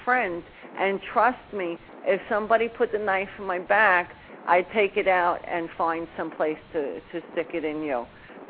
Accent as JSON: {"language": "English", "town": "New Orleans", "region": "Louisiana", "country": "United States", "lives_now": "New York, United States", "said": "I mean, originally I come from New Orleans, but I've lived in New York most of my life and go back and forth."}